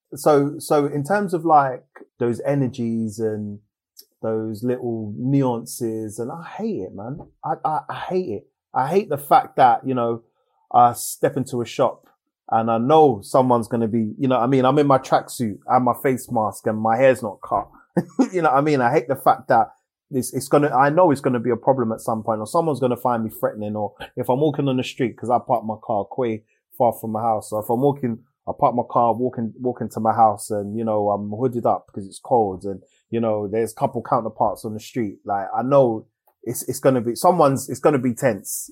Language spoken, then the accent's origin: English; England, United Kingdom; the fact that I live here and I'm born here